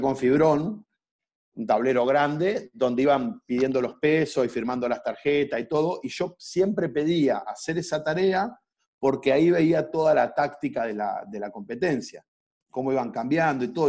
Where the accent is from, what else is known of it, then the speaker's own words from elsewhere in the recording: Viedma, Río Negro, Argentina; moved away as an adult; also born or lived in Neuquén / Colombia; now in Mar del Plata, Argentina; yo soy un, chico que, que, nació en Viedma en el año 77, tengo 42 años, me vine a estudiar a Mar del Plata en el año 96